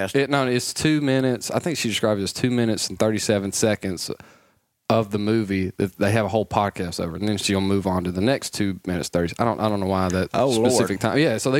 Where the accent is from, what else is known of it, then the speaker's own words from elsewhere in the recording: South Arkansas, United States; South Arkansas.